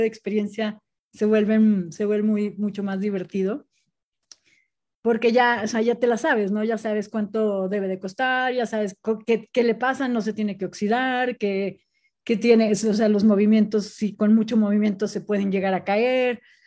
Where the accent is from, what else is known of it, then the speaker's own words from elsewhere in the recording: Puebla, Mexico; moved away; also born or lived in Monterrey / Guadalajara / Spain; yo soy de Puebla, me fui, viví en Monterrey, después Guadalajara